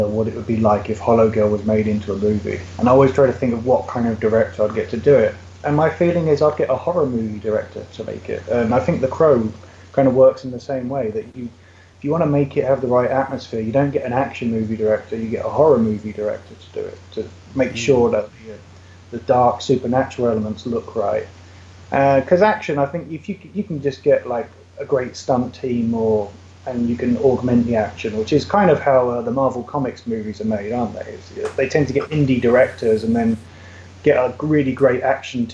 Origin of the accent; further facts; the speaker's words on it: United Kingdom; moved away; I'm British